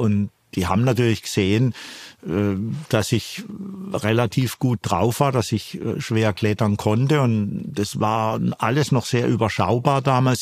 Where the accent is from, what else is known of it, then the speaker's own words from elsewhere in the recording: Karlsruhe, Baden-Württemberg, Germany; ich bin ja gebürtiger Karlsruher, komm all-, eigentlich aus dem Flachland, aus der Rheinebene